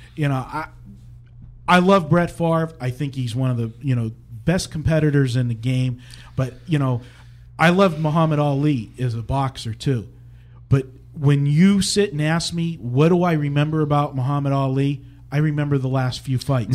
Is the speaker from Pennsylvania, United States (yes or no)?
yes; Pittsburgh, Pennsylvania, United States; my hometown Pittsburgh